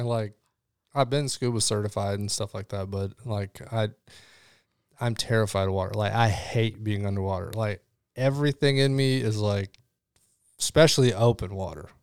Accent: Illinois, United States; also born or lived in Chicago / Rockford; Illinois, uh, a lot of time in Chicago

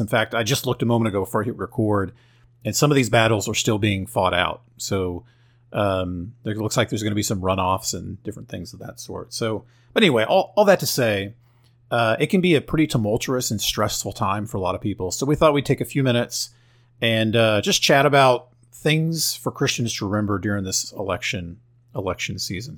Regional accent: Oklahoma, United States; I'm from Oklahoma

